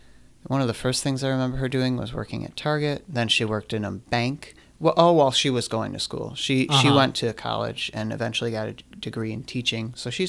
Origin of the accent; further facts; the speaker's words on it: Oak Forest, Illinois, United States; I grew up in Oak Forest, Illinois.